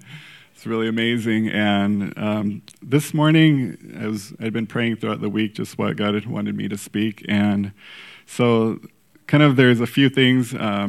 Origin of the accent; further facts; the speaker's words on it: Mexico; So for those of you that don't know, I grew up in Mexico, and soccer, football is our number one sport